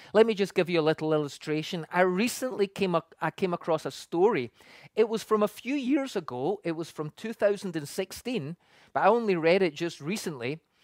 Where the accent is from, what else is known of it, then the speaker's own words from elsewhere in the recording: Scotland, United Kingdom; moved away as an adult; now in Canada; I come from the U K, and when I grew up in Scotland